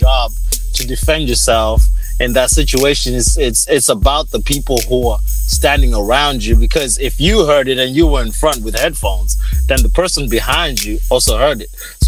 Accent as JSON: {"language": "English", "country": "Zimbabwe", "tie": "born or raised there", "moved": "yes", "said": "I grew up in Zimbabwe with, you know, just a lot of black people around me"}